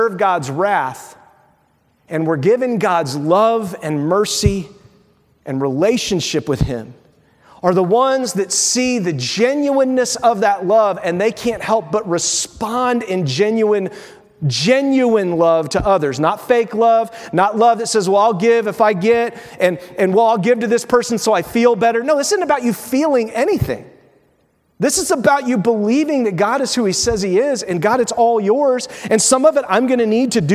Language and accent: English; Windfall, Indiana, United States; My soul was put in a body with two parents, Neil and Sue, in a little town in Windfall, in Indiana, in the United States